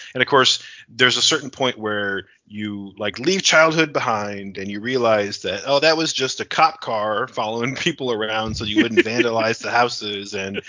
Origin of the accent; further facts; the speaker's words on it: Niagara Falls, New York, United States; growing up in Niagara Falls in the 90s.